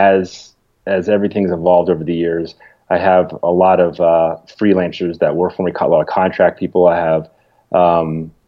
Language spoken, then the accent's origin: English; Toronto, Ontario, Canada; now in Atlanta, United States; I'm from Toronto